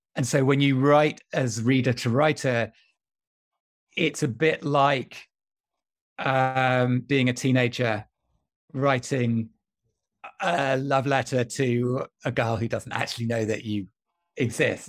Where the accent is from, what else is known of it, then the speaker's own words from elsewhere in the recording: County Durham, North East England, United Kingdom; when I was a teenager growing up in County Durham